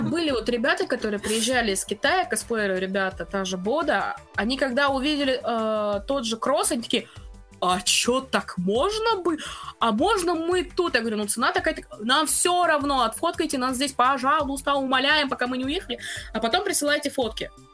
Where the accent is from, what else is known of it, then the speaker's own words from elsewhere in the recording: Russia; я как бы из России